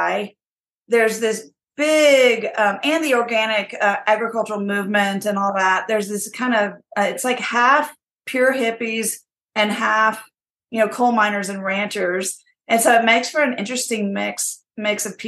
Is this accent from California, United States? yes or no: no; Texas, United States; moved away as an adult; now in Paonia, United States; I'm from Texas. I mostly grew up in Texas